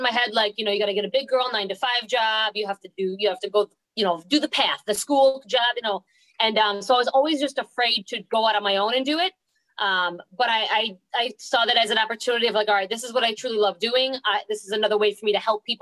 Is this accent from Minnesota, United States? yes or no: no; New York, United States; moved away as an adult; now in Florida, United States; I moved from New York to Florida in 2012 because I got the job